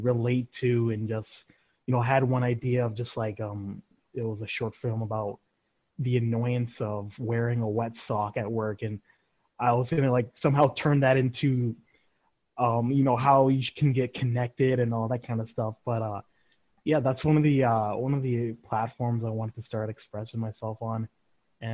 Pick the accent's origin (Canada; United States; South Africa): Canada; Vancouver, British Columbia; I'm from Vancouver, British Columbia, Canada